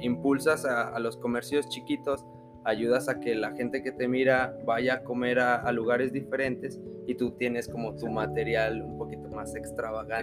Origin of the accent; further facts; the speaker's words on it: Mexico; nosotros como mexicanos